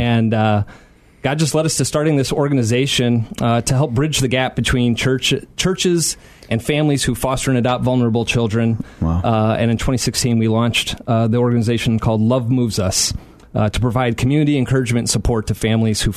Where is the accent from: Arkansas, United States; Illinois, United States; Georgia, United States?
Illinois, United States; Aurora; I grew up in Aurora, not too far from here.